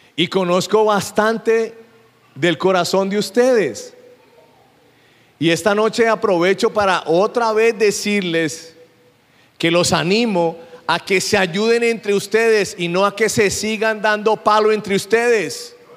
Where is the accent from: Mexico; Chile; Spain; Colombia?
Colombia; yo soy colombiano.